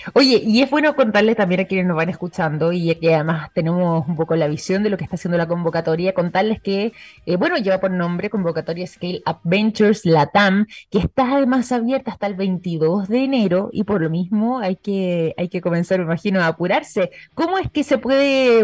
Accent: Chile; en nuestro caso en el territorio chileno

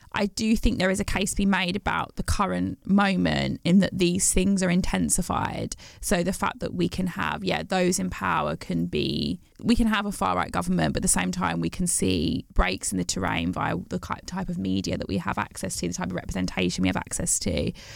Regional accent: Bromsgrove, West Midlands, United Kingdom; I grew up in the West Midlands, um, yeah. in Worcestershire, in Bromsgrove.

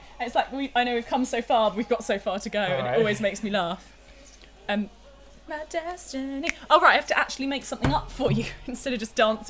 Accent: England, United Kingdom; petrol, as we say in England

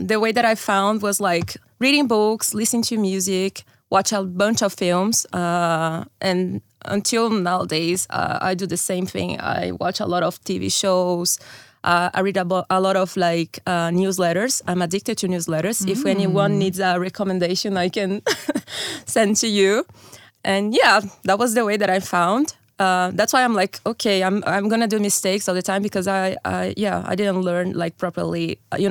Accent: Brazil; first language Portuguese; English is a second language; moved away as an adult; also born or lived in São Paulo; now in Amsterdam, Netherlands; I'm from Brazil. My mother tongue is Brazilian Portuguese

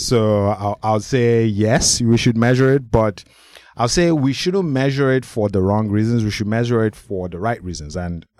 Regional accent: Nigeria; I'm from Nigeria.

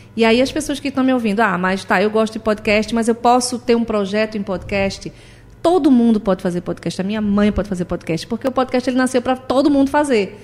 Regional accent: Recife, Pernambuco, Brazil; Essa aqui é a minha casa também, é a minha terra

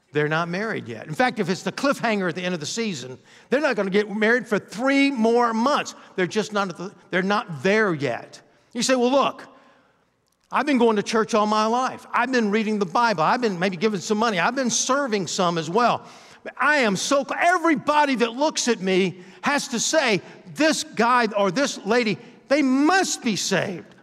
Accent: Athens, Georgia, United States; moved away as an adult; now in Florida, United States; I'm from Athens, Georgia. You could throw a rock from my high school, uh, yard and hit the fraternity houses

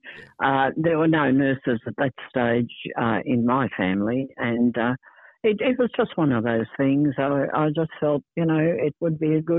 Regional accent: Seymour, Victoria, Australia; also born or lived in Melbourne / Scotland; I was brought up in Seymour, and I was educated here, and then I set off to go nursing, and I did my training in Melbourne and stayed there for a bit

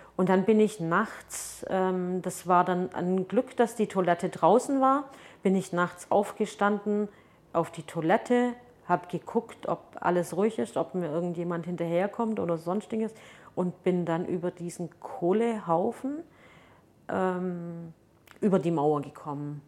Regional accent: Germany; also born or lived in Turkey; dass ich nach Hause gehe und also wenn ich dann in Deutschland bin

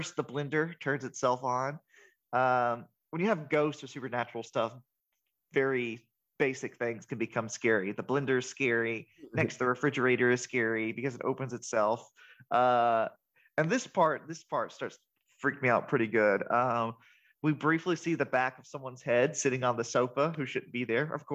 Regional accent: Atlanta, Georgia, United States; we're all from Atlanta

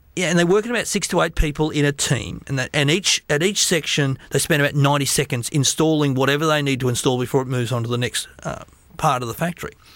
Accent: Australia; I'm an Australian

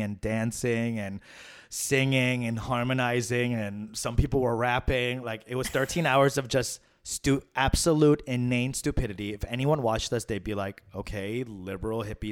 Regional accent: New York City, New York, United States; my hometown, Queens, New York City

